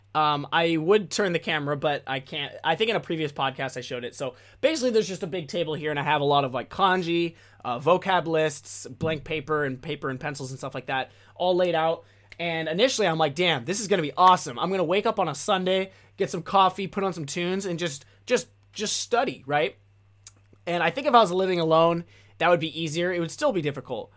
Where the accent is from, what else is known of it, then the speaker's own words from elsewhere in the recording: United States; first language English; as an American, as a Westerner